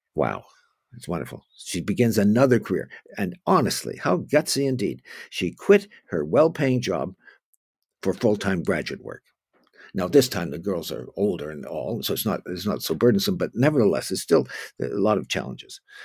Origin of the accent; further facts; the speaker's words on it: Oakville, Ontario, Canada; growing up in Oakville, Ontario